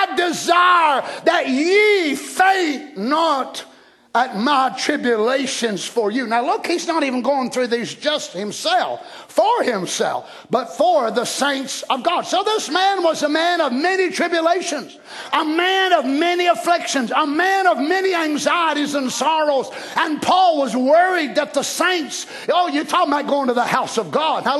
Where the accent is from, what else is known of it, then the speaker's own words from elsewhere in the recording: United States; I'm an American